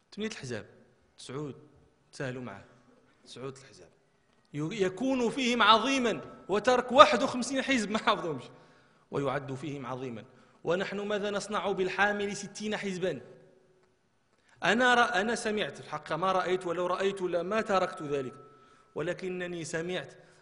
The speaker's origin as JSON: {"language": "Arabic", "town": "Marrakesh", "region": "Marrakesh-Safi", "country": "Morocco", "said": "احنا كان عندنا في مراكش"}